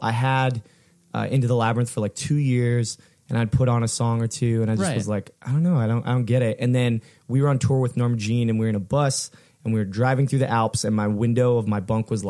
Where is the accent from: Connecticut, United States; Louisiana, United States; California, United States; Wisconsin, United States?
California, United States; Fullerton; So it's really weird because we grew up in Fullerton